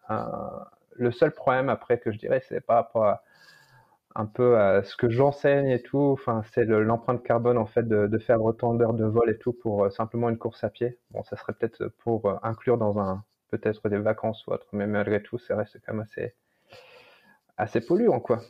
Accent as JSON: {"language": "French", "country": "France", "tie": "born or raised there", "moved": "as an adult", "lives_now": "California, United States", "said": "dans mon pays natal"}